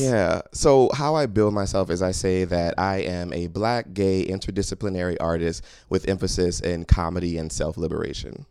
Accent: New Orleans, Louisiana, United States; moved away as an adult; now in New York City, United States; I'm from New Orleans

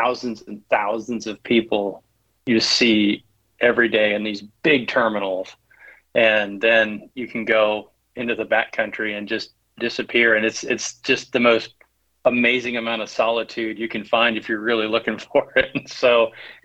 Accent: southeastern Idaho, United States; growing up in Idaho, we grew up in a very rural section in southeastern

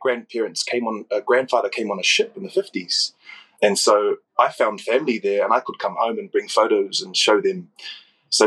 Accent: Auckland, New Zealand; I grew up in South Auckland, which is at the north, in the North Island of New Zealand.

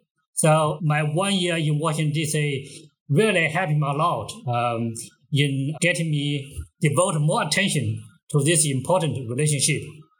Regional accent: Anhui, China; moved away as an adult; now in Shanghai, China; I grew up in a mountainous region in Anhui, the middle of China.

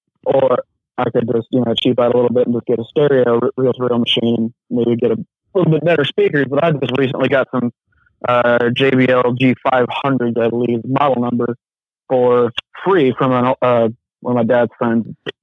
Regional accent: Illinois, United States; I'm not actually from the South. A little nervous. I'm from.

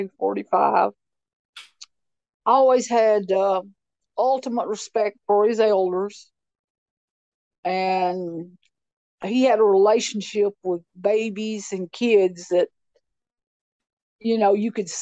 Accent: Clay County, Tennessee, United States; moved away as an adult; also born or lived in Nashville; I grew up in Clay County.

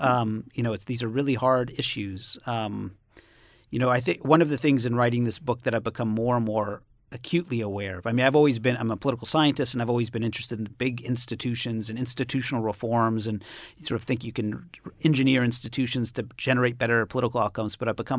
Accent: Cambridge, Massachusetts, United States; I come from Cambridge, Massachusetts, and it's a, you know, solidly blue state.

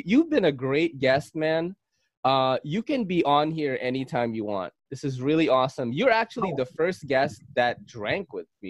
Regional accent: Philippines; Oh shit. Hey, that's a stereotype. That's not real. I'm a Filipino, I'm part Spanish.

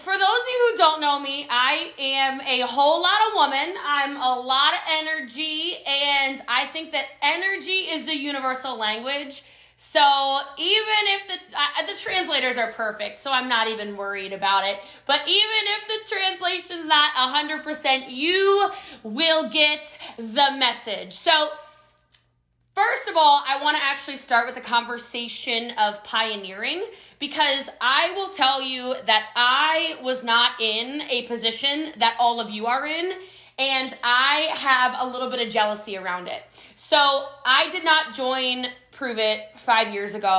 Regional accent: United States; I am American

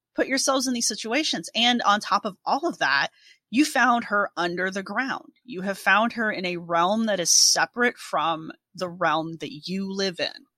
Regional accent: United States; all three of us are Americans

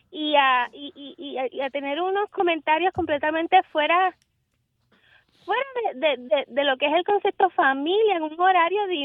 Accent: Hatillo, Puerto Rico; Yo soy de Puerto Rico, de Atillo, Puerto Rico

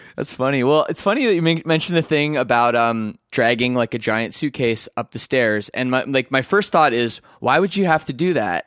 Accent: Canada; I'm, I'm Canadian

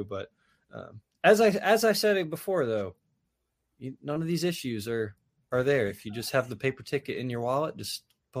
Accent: Birmingham, Alabama, United States; Yes, I grew up with one in Birmingham.

